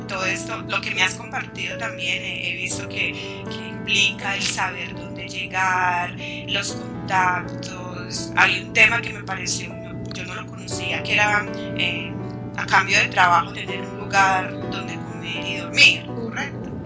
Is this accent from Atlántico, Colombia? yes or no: no; Medellín, Antioquia, Colombia; now in Cali, Colombia; Soy de Medellín, vivo en Cali.